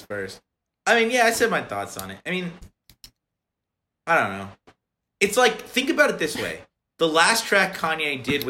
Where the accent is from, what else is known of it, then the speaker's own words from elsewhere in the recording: Dublin, Ohio, United States; I'm from Dublin, Ohio